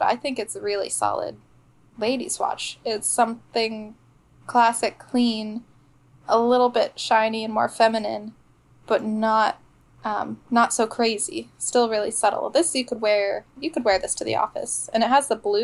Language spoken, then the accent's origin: English; London, United Kingdom; moved away; I grew up mostly in London